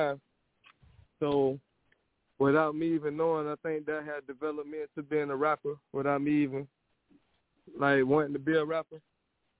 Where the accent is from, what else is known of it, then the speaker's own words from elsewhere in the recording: Columbia, South Carolina, United States; I'm from Columbia, South Carolina.